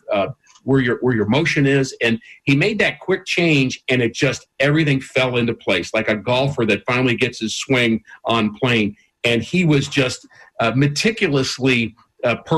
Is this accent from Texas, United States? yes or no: no; New York, United States; I grew up in New York